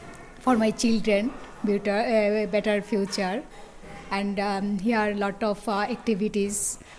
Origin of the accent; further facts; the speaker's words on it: Bangladesh; English is a second language; also born or lived in Italy; now in Manchester, United Kingdom; I come from Italy, but original Bangladesh. I have two children. I like, mostly I like Manchester.